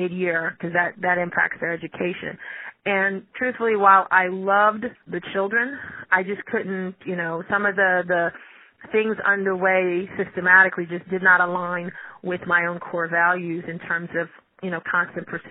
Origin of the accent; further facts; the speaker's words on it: New York City, New York, United States; also born or lived in Saint Lucia; a New Yorker by way of St. Lucia. Specifically a Brooklynite. I grew up in Brooklyn.